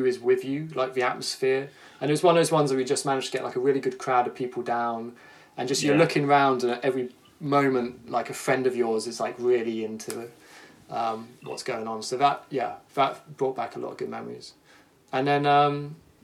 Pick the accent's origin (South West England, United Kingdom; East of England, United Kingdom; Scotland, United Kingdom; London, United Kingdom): South West England, United Kingdom; Somerset; moved away as an adult; also born or lived in Brighton; I grew up in Somerset